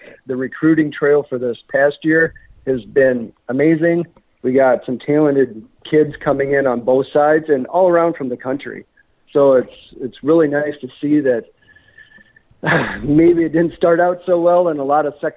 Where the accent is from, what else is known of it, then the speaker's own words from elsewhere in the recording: Dubuque, Iowa, United States; growing up in Dubuque